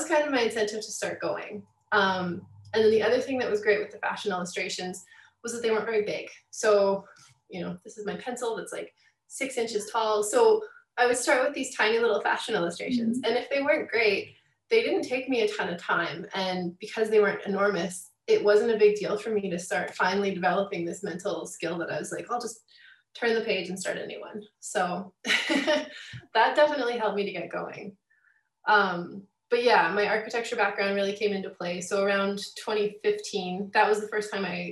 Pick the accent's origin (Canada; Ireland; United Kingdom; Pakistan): Canada; Calgary, Alberta; I'm kind of born and raised in Calgary